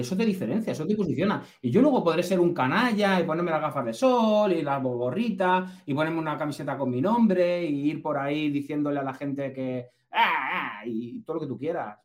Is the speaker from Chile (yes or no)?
no; Castilla-La Mancha, Spain; also born or lived in Basque Country; somos manchegos. Yo soy, yo soy vasco, pero nacido en La Mancha